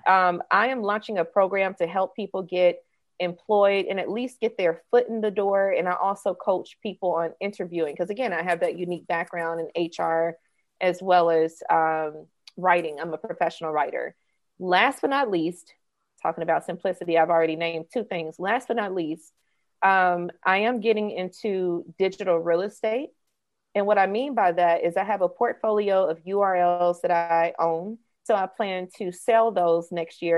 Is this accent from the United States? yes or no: yes; suburb of Jackson, Mississippi, United States; moved away as an adult; also born or lived in Atlanta, Georgia; I was raised in Mississippi, a suburb right outside of the capital of the state, Jackson.